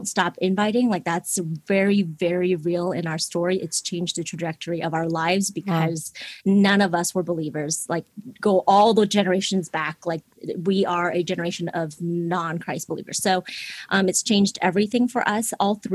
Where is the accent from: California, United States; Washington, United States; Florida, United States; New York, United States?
Washington, United States; Seattle; English is a second language; moved away; I was born and raised in Seattle, Washington.